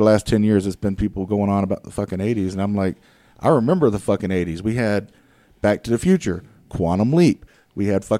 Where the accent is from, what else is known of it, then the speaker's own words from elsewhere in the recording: the South, United States; I'm from the South